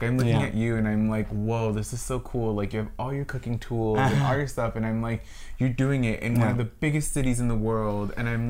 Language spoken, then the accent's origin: English; Los Angeles, California, United States; I am a Latino, Latinx, queer artist born and raised in Hollywood, Los Angeles.